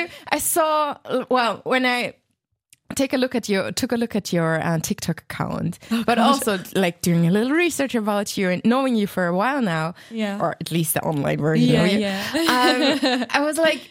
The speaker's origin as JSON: {"language": "English", "region": "Southern Germany", "country": "Germany", "said": "I come from the south of Germany, so pretty close to Baden-Baden as well"}